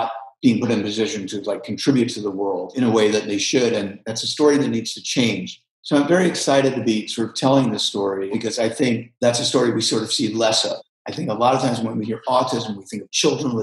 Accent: New York City, New York, United States; I grew up in New York City

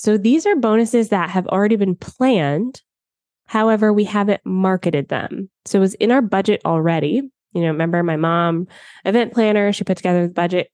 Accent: United States; moved away as an adult; now in Canada; I was born and spent most of my life in the U S

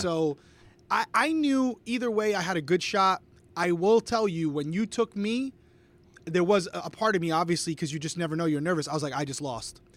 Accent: Rhode Island, United States; I am from Rhode Island, close to Fenway Park.

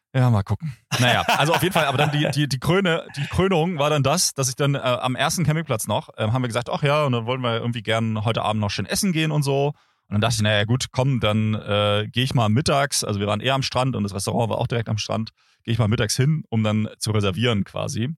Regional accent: Germany; an meinem Akzent kann es eigentlich nicht liegen, dass man mich direkt als Deutschen identifiziert

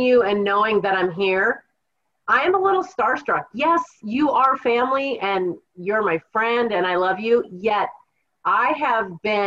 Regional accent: Kittitas, Washington, United States; I was born and raised in the Kittitas Valley, specifically Kittitas

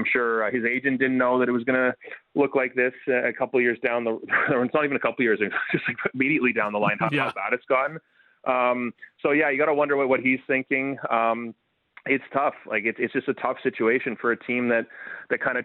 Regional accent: Ottawa, Ontario, Canada; I grew up in Ottawa

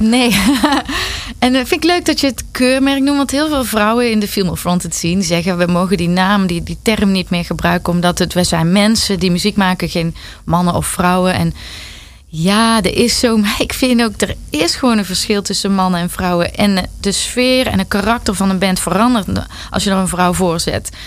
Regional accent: Netherlands; ik ben een Nederlander

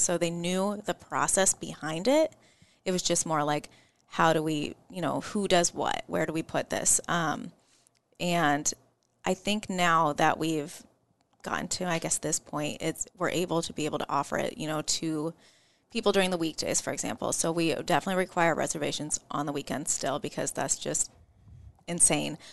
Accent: Omaha, Nebraska, United States; I'm from Omaha, Nebraska

